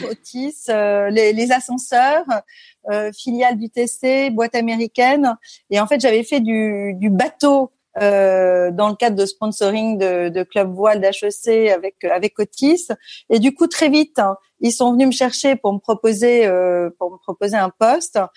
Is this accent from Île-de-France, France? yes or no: yes; Paris suburbs, Île-de-France, France; also born or lived in La Celle-Saint-Cloud / Versailles; je suis née euh, à Paris et j'ai grandi jusqu'à mes dix ans en banlieue parisienne, à La Salle-Saint-Cloud, puis à Versailles